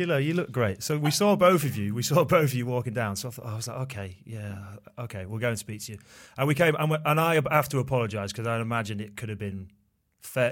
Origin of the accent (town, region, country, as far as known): Leeds, Yorkshire and the Humber, United Kingdom